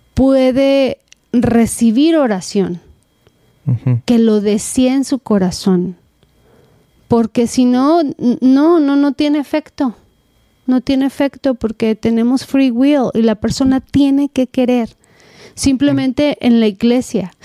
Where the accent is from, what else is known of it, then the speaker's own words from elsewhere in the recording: Mexico; also born or lived in Southern California, United States; now in United States; soy mexicana